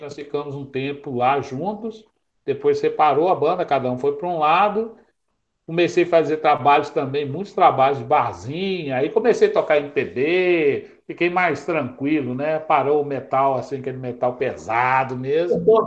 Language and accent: Portuguese; Belo Horizonte, Minas Gerais, Brazil; nascido lá no Tirol